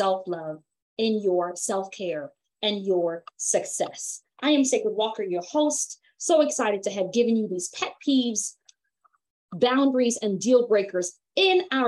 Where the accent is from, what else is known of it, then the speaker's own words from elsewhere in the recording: Jamaica; me as a Jamaican woman